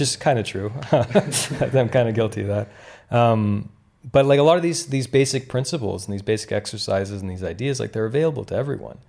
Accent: Canada; moved away; I grew up in Canada

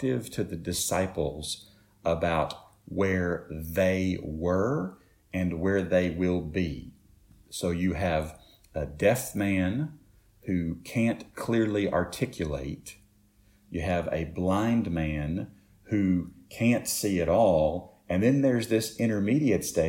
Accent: Shelbyville, Tennessee, United States; We grew up in Shelbyville

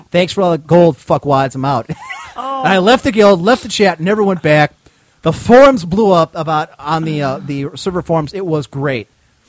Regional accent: Battle Creek, Michigan, United States; I was from Battle Creek, Michigan. I was 21 years old, and I was home from, because I was going to Michigan State University.

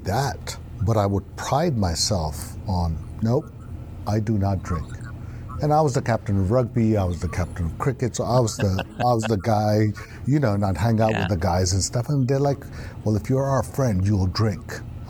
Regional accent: Beirut, Beirut Governorate, Lebanon; also born or lived in Karachi, Pakistan; Up to the age of three, we were in Pakistan. And we went from the frying pan to the fire. We went from Karachi, Pakistan. My dad got a job in Beirut, Lebanon.

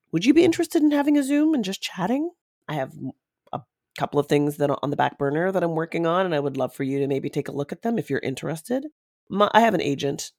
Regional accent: London, Ontario, Canada; London, Ontario, which is my hometown.

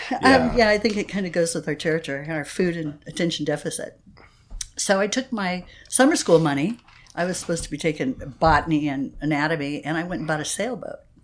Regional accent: Phoenix, Arizona, United States; now in San Diego, United States; I grew up in Phoenix, Arizona.

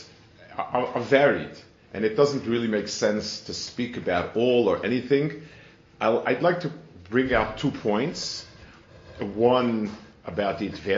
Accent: New York, United States; moved away as an adult; also born or lived in Jerusalem, Israel; now in Silver Spring, United States; I grew up in New York in the Lower East Side

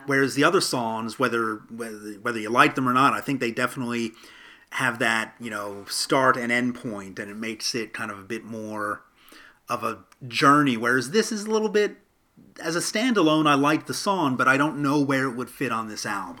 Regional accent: United States; as an American

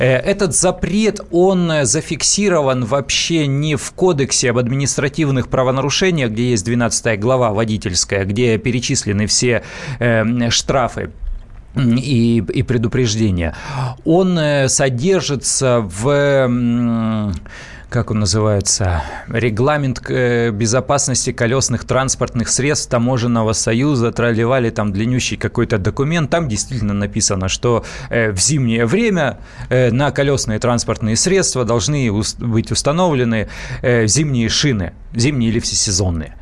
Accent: Siberia, Russia; now in Moscow, Russia; я просто родом из Сибири

